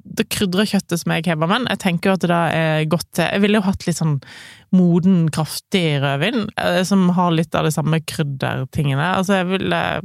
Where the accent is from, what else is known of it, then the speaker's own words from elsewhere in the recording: Voss, Vestland, Norway; jeg kommer fra Voss